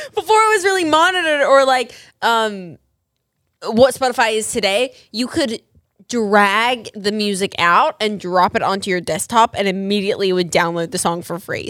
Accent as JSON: {"language": "English", "country": "Australia", "tie": "born or raised there", "moved": "yes", "said": "I'm actually from Australia. I was born and raised there"}